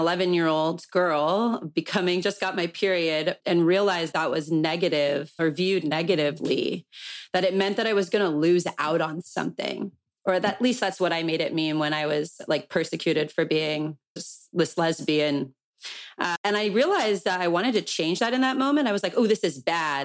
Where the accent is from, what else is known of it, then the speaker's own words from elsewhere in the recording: Calabasas, California, United States; growing up in Calabasas.